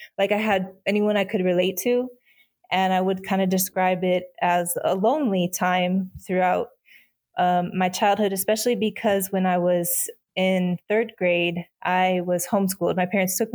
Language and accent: English; Fenton, Michigan, United States; I was born in Fenton, Michigan, which is like a suburb of Flint, Michigan.